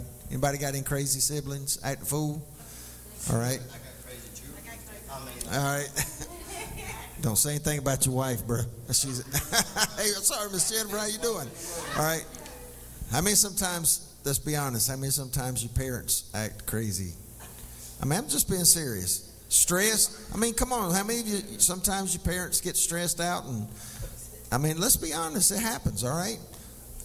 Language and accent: English; McColl, South Carolina, United States; I grew up in McCall